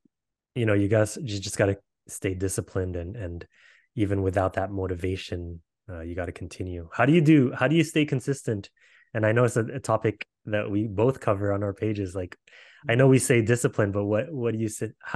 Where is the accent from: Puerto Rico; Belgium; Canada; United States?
Canada; we're from Canada